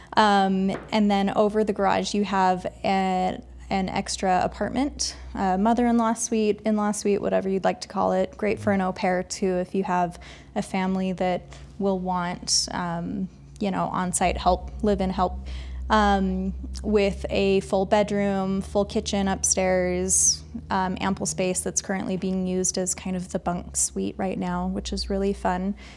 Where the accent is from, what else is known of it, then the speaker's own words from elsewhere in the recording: Mesa, Arizona, United States; now in Park City, United States; I grew up in Mesa, Arizona